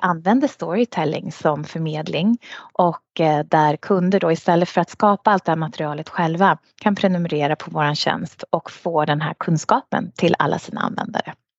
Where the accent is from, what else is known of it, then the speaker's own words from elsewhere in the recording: Sweden; moved away as an adult; now in United Arab Emirates; jag kom från Sverige